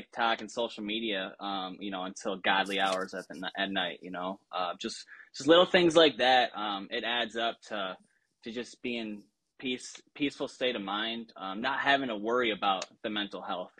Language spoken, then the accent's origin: English; Belvidere, Illinois, United States; now in Florida, United States; You know, my entire family moved down here. We're transplants from Illinois, originally from Belvedere. Shout out B-Town.